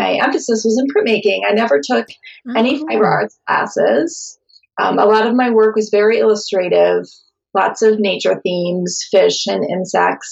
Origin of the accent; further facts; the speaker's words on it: southeastern Minnesota, United States; also born or lived in Mount Pleasant, Michigan / St. Paul, Minnesota; So I grew up in southeastern Minnesota, and I still live in Minnesota. I live in St. Paul, Minnesota.